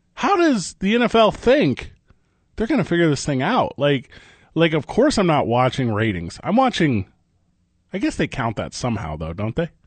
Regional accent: Midwest, United States; I grew up in the Midwest

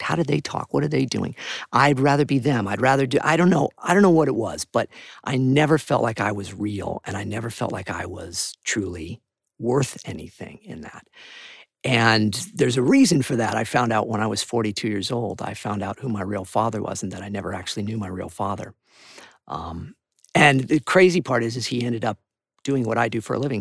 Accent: Santa Barbara, California, United States; I moved back home to Santa Barbara, which is where I was born and raised

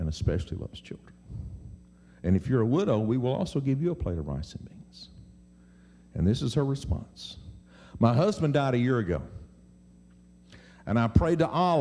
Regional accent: Mississippi, United States; I'm from Mississippi

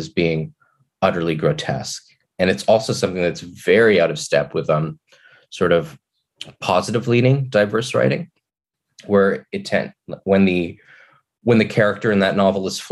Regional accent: Kelowna, British Columbia, Canada; I grew up in Kelowna, which was, especially then, not at all diverse

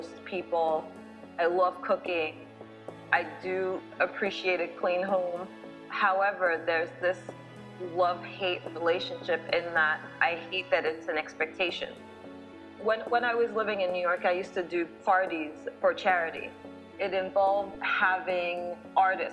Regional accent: Nigeria; now in United States; my identity as a Nigerian person

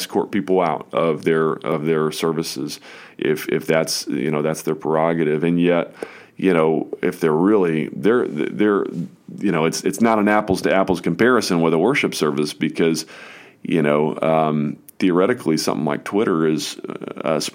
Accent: United States; as an American citizen

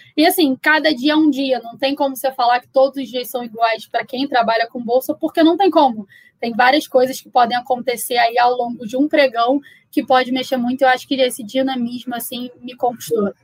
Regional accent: Rio de Janeiro, Brazil; sou carioca, me formei no Rio

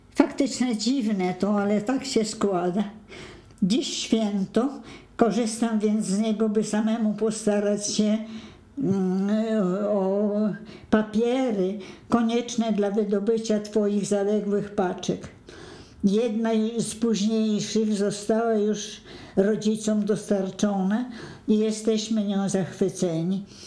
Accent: Poland; Swedish is a second language; moved away as an adult; also born or lived in Sweden; now in Stockholm, Sweden

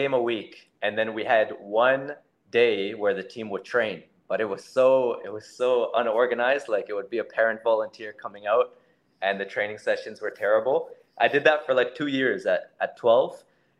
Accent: Canada; also born or lived in Austria; because I was born in Austria before I moved to Canada.

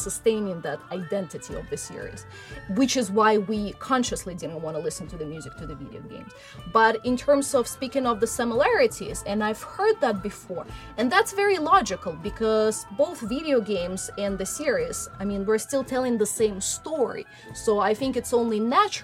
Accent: Russia; I was born in Russia and I grew up in Russia.

